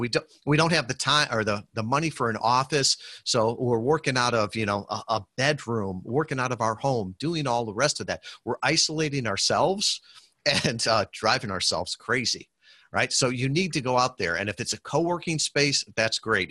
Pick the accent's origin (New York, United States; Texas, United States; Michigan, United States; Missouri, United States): Michigan, United States; Western; I'm from Western Michigan here, um, great, great people